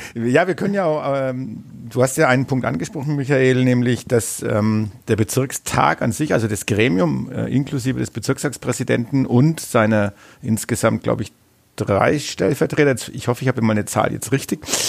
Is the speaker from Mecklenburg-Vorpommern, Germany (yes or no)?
no; Bavaria, Germany; also born or lived in Nuremberg; Ich komme aus dem Landkreis neustadt eichbad winsheim